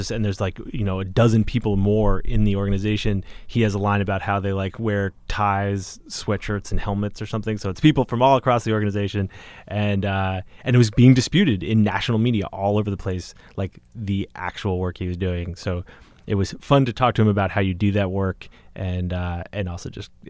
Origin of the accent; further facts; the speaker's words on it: Boston, Massachusetts, United States; you know that I grew up in Boston.